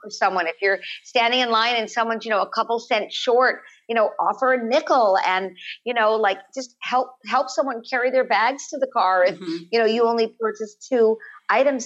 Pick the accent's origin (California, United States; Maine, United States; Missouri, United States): California, United States; Los Angeles; we live in the canyons when I was growing up in Los Angeles